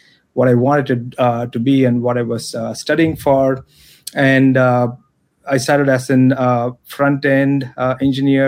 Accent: Chennai, Tamil Nadu, India; moved away as an adult; also born or lived in Chicago; I'm originally from Chennai. I'm a Chennai boy. I left India in 2000, I moved to Chicago to pursue my master's degree

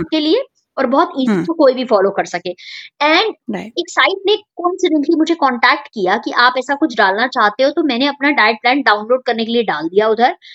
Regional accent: Lucknow, Uttar Pradesh, India; moved away; मैं लखनऊ को बिलोंग करती हूँ जो कि उत्तर प्रदेश में है इंडिया में और वही मेरी स्कूलिंग हुई है

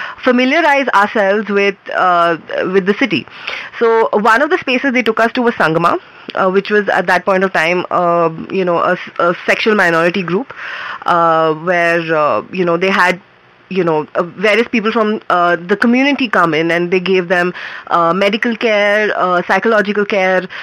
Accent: Mumbai, Maharashtra, India; moved away as an adult; also born or lived in Bangalore; I'm from Bombay

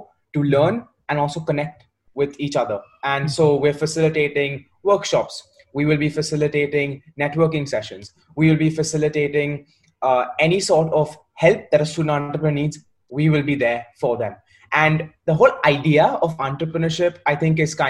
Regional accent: Mumbai, Maharashtra, India; moved away as an adult; also born or lived in Warwick, United Kingdom; now in United Kingdom; I'm from Mumbai.

